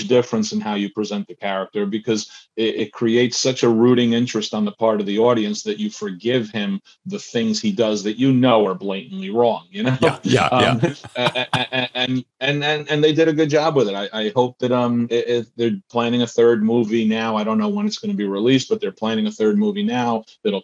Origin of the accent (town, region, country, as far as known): New Jersey, United States; born or raised there; also born or lived in Buenos Aires, Argentina / Queens, New York